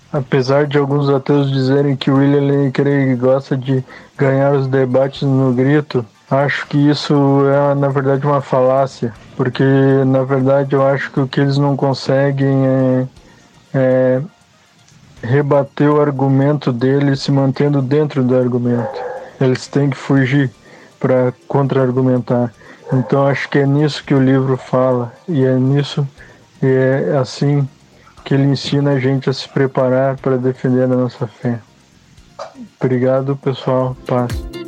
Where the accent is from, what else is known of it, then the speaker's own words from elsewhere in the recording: Gravataí, Rio Grande do Sul, Brazil; direto de Gravataí, Rio Grande do Sul